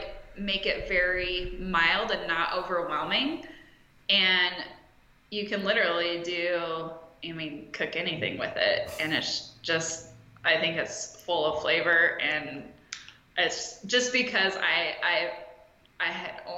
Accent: Lewiston, Idaho, United States; I'm originally from northern Idaho.

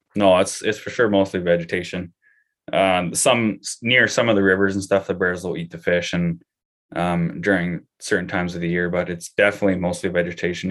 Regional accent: Canada; as just a Canadian citizen

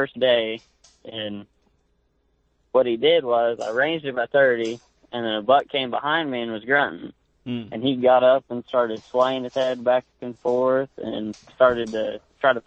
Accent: Ringwood, Oklahoma, United States; I'm from Northwest Oklahoma, a small town called Ringwood. I grew up here since I was, I think I've lived here since I was 3

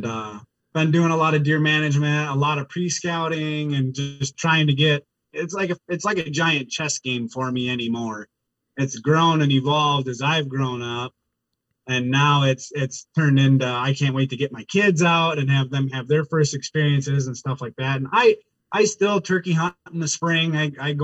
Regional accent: Wisconsin, United States; I born and raised in Wisconsin

